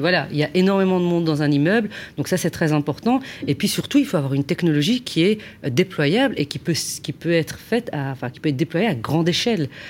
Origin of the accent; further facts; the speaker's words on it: Belgium; moi, je suis belge